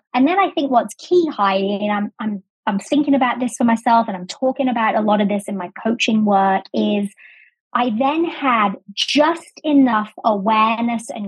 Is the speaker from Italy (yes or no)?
no; England, United Kingdom; accent: English; moved away as an adult; also born or lived in Sheffield; now in United States; So I was born in America. I was raised in England, went to university there, and then moved to the States when I was about 22